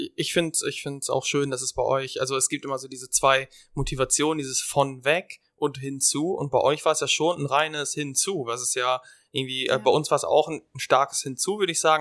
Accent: Germany; wir als Deutsche

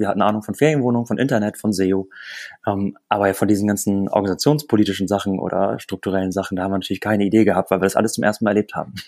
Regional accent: Lüneburg Heath, Lower Saxony, Germany; moved away as an adult; also born or lived in Bremen; Wir kommen beide aus der Lüneburger Heide

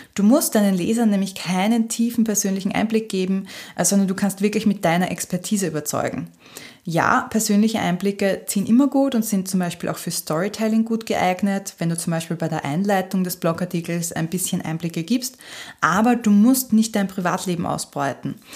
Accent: Austria; bei uns in Österreich

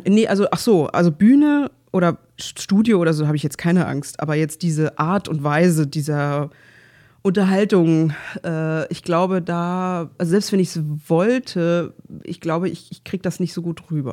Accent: Berlin, Germany; ich komme halt aus Pankow

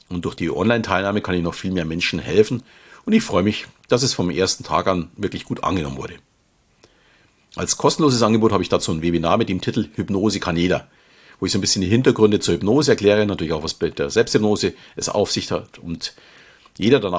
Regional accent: Munich, Bavaria, Germany; Wie man vielleicht schon hört, komme ich aus dem Süden Deutschlands und fühle mich, auch wenn ich mittlerweile mit meiner Familie etwas außerhalb wohne, noch immer als echter Münchner. Schließlich bin ich geboren und aufgewachsen in der bayerischen Landeshauptstadt.

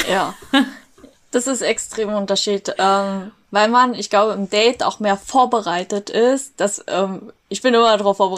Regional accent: Vietnam; Und ich so, ich bin Vietnamesin, aber okay, Ni Hao zurück.

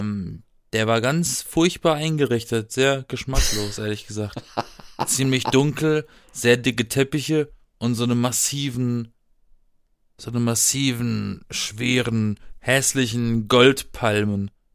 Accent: Baden-Baden, Baden-Württemberg, Germany; in Baden-Baden, wo ich herkomme

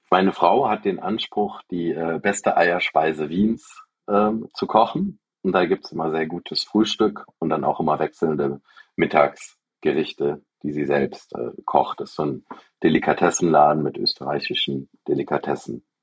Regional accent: Aachen, North Rhine-Westphalia, Germany; Ich bin äh, 1978 in Aachen geboren

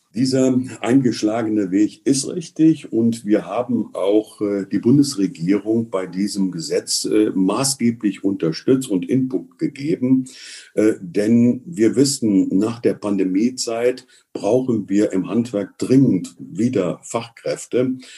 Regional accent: Cologne, North Rhine-Westphalia, Germany; uns als Kölner

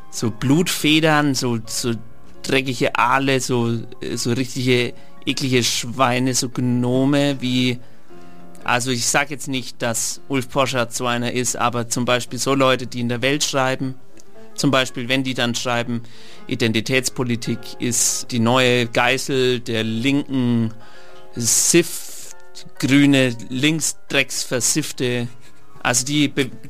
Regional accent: Trentino-Alto Adige, Italy; born there; ich bin in, in Südtirol geboren, ja. deswegen dem Land Tirol die Treue.

